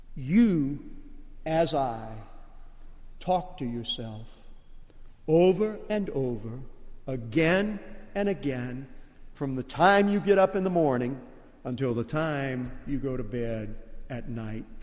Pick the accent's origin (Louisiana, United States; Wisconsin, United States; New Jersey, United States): Louisiana, United States; Lake Charles; accent: Cajun; moved away; I'm Cajun. And when, when we go back to Lake Charles and I get around family members, you can tell I'm Cajun because I, I kind of slip into a Cajun dialect